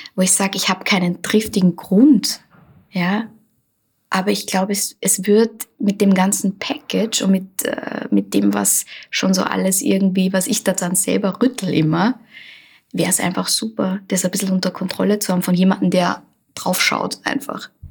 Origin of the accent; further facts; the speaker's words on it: Linz, Upper Austria, Austria; ich bin in Linz geboren und vor allem Land gelebt und bin dann in die Stadt gezogen